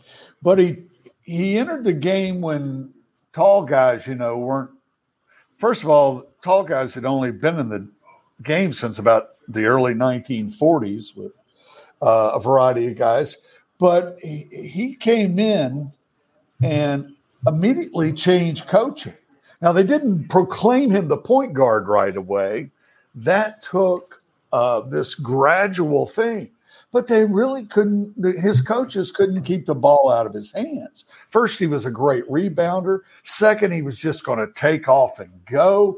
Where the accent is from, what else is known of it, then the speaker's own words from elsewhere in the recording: the South, United States; I'm a Southerner. I witnessed it growing up.